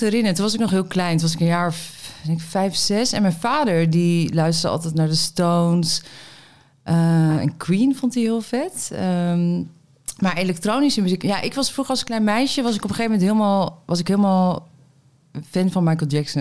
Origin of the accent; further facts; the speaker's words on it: Meppel, Drenthe, Netherlands; now in Amsterdam, Netherlands; ben in Meppel geboren